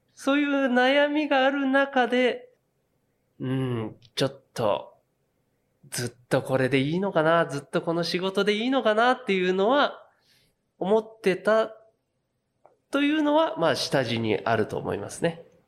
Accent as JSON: {"language": "Japanese", "town": "Yokohama", "region": "Kanagawa", "country": "Japan", "tie": "born or raised there", "said": "私横浜出身なんですけど"}